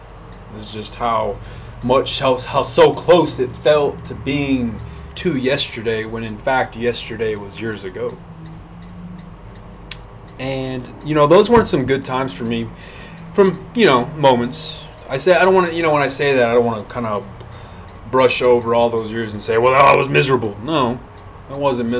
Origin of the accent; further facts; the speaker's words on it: Hobbs, New Mexico, United States; moved away; my hometown of Hobbs